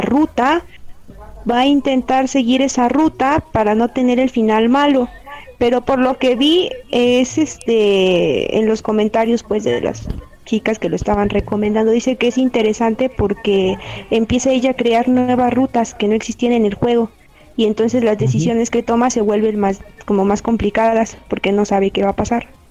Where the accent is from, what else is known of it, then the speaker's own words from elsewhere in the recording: Mexico; also born or lived in Chimalhuacán, State of Mexico; en mi país